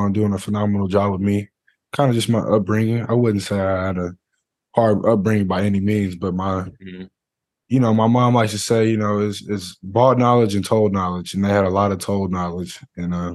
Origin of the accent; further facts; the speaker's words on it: Texas, United States; I'm from Texas